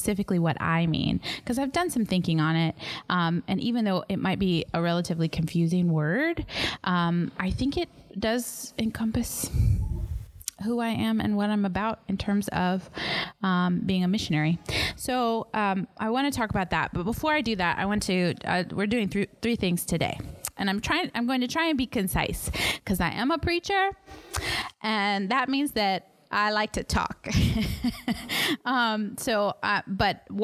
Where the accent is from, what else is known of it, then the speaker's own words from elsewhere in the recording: Dallas, Texas, United States; moved away as an adult; also born or lived in Fort Worth area, Texas / Austin area, Texas; now in Sierra Leone; I come from the Dallas area in Texas in the United States, North Dallas, originally.